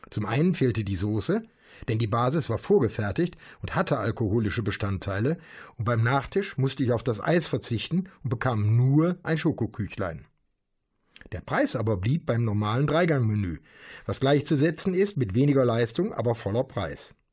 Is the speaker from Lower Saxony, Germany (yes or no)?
no; Bergheim, North Rhine-Westphalia, Germany; Das jüngste Beispiel erlebte ich in meiner Heimatstadt Bergheim in einem neuen Restaurant